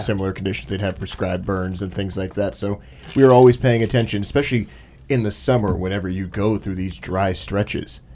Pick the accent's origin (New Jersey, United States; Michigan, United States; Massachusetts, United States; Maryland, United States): Michigan, United States; whenever I was growing up in Michigan